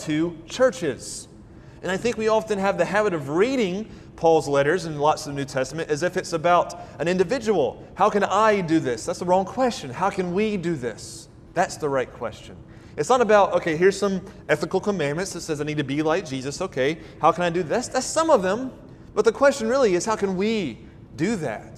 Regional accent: Deep South, United States; I grew up in the South, the Deep South.

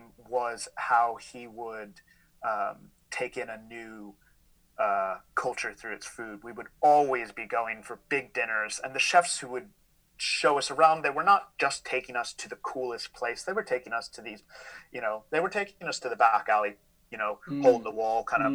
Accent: Philadelphia, Pennsylvania, United States; moved away as an adult; now in Glasgow, United Kingdom; I'm from Philadelphia, but I've lived on and off in the UK for the last 11 years.

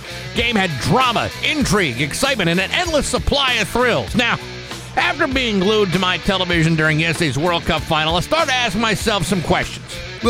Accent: United States; I am an American

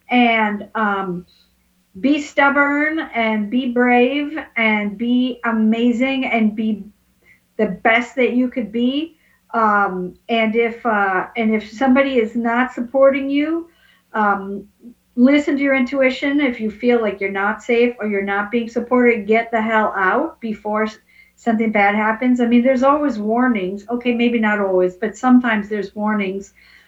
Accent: Portland, United States; And here I am from Portland, but I was visiting, I'm making it up, Florida or wherever.

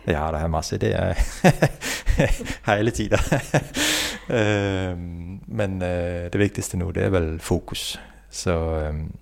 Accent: Denmark; Norwegian is a second language; moved away as an adult; also born or lived in Oslo, Norway; now in Herøy, Norway; så er jeg jo dansk, da. Og har vokst opp og studert til Utdanna meg til ingeniør i Danmark.

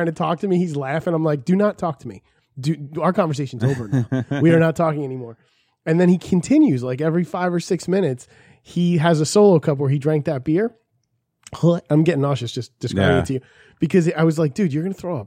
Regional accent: New Jersey, United States; I'm from Jersey.

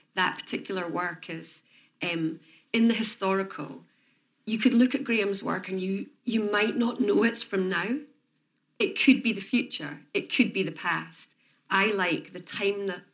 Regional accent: Edinburgh, Scotland, United Kingdom; I'm from Edinburgh

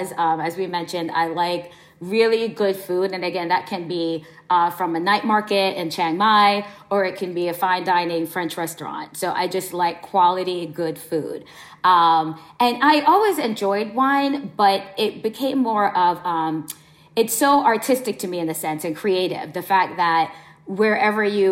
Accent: Jamaica; moved away; We're from Jamaica originally

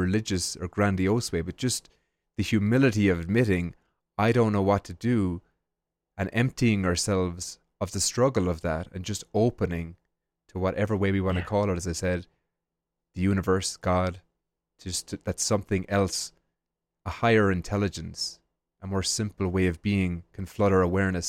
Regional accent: Ireland; And when I was growing up in Ireland, we have the Angelus every day at 6 p.m. for 1 minute

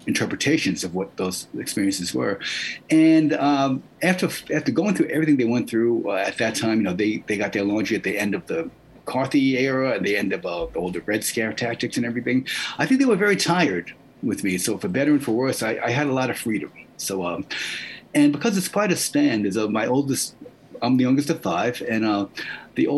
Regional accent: New York City, New York, United States; moved away as an adult; now in Jersey City, United States; I grew up in New York City in the 70s

